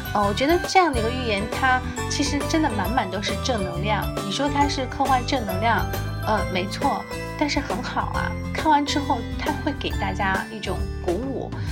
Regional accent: China; 那我们中国人现在还在教喊

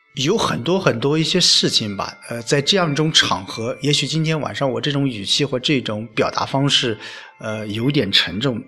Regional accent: Lu'an, Anhui, China; now in Xuancheng, China; 回了一次老家。呃，我出生的地方

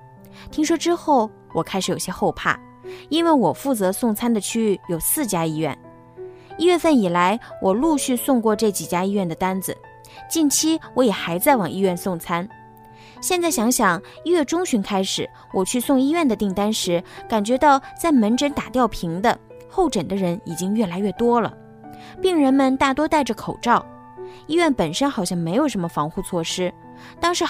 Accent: Hubei, China; now in Wuhan, China; 我老家是鄂西北的，今年春节因为有事要处理，我没打算回家。

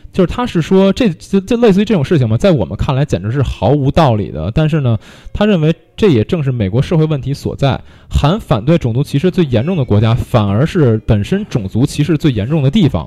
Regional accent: China; 我们作为土生土长的中国人

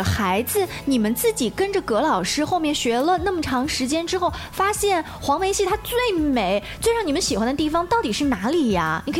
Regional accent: Hefei, Anhui, China; 是我们合肥这边的地方话

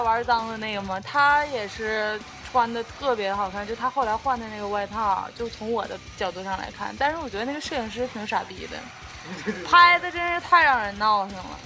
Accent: Xilingol League, Inner Mongolia, China; 我们西蒙那边的口音

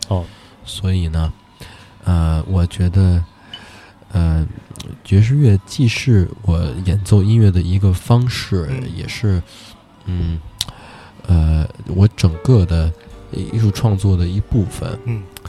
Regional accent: Beijing, China; also born or lived in New York; 我是北京人

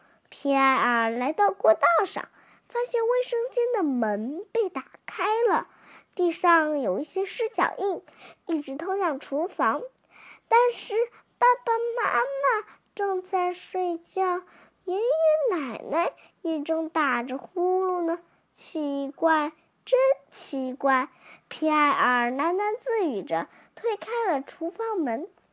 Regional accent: Shanghai, China; 我是来自上海的

